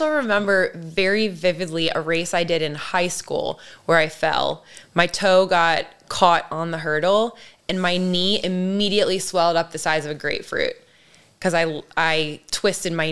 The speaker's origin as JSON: {"language": "English", "town": "Ellicott City", "region": "Maryland", "country": "United States", "tie": "born or raised there", "said": "So Catonsville is equally my hood as much as Ellicott City because even though I grew up living in Ellicott City, I really spent a lot of time in Catonsville."}